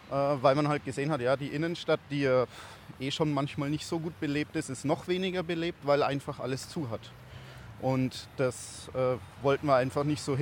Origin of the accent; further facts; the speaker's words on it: Bavaria, Germany; Ja, ich komme eigentlich aus der Oberpfalz, aber moin hat sich bei uns so eingebürgert, weil die Firma aus Celle, Hannover kommt